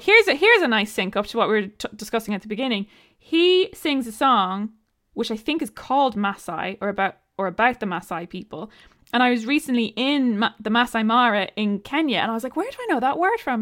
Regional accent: Ireland

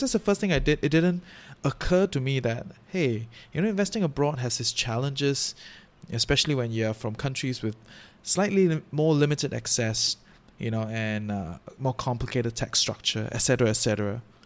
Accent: Singapore; now in Malaysia; I'm from Singapore. I live in Malaysia

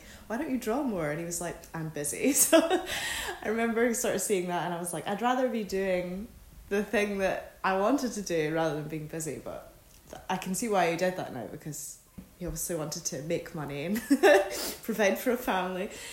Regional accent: just outside Glasgow, Scotland, United Kingdom; I grew up not in Glasgow, but just outside of it in a wee town

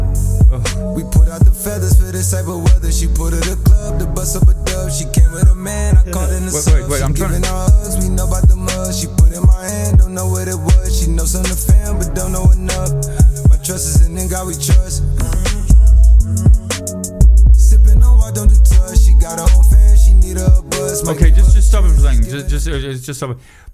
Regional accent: Poland; English is a second language; Oh, who am I? I'm just from Poland.

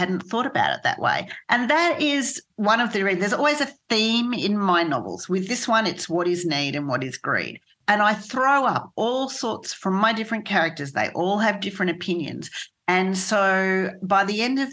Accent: Australia; also born or lived in United States; as an Australian, even though I lived there

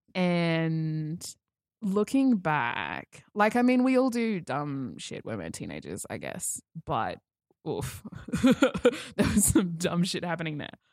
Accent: Toowoomba, Queensland, Australia; I came from further out west, the Glennie School

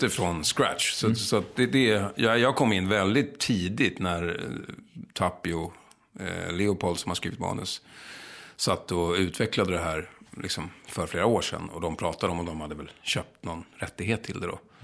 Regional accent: Lidingö, Stockholm County, Sweden; accent: Lidingö; Jag var från Lidingö, lite så här övre medelklassunge.

